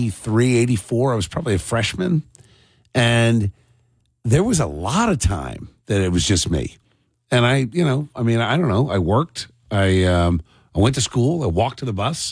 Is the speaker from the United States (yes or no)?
yes; Cherry Hill, New Jersey, United States; also born or lived in Washington / Gloucester County; I grew up in South Jersey. This was in Cherry Hill